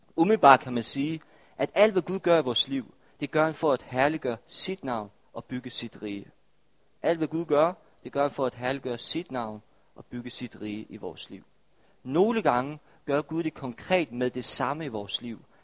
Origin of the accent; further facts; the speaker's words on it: Denmark; vi som danskere er en, er en del af en anti-ventekultur